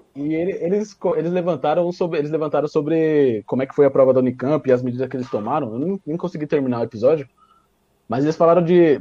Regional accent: São Paulo, Brazil; eu sou de, a gente é de São Paulo

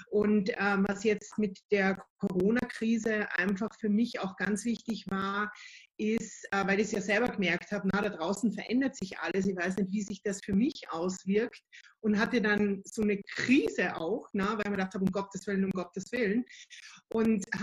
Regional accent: Austria; Ähm, ich bin Österreicherin, seit 2006 selbstständig

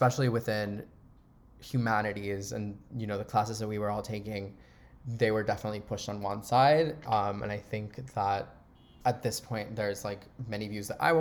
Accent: Panama; moved away; also born or lived in Miami; I was born in Miami, but I grew up in Panama my entire life.

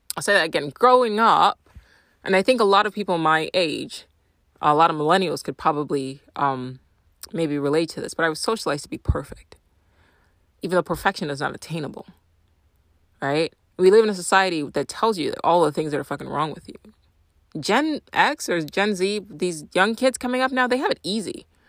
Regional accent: Nigeria; moved away; I'm Nigerian

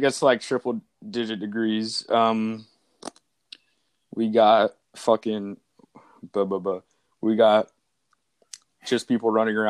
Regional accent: New Hampshire, United States; born there; now in California, United States; I was born in New Hampshire.

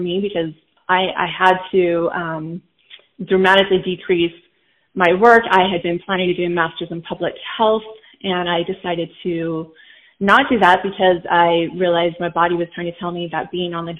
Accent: Southern California, United States; I grew up in Southern California

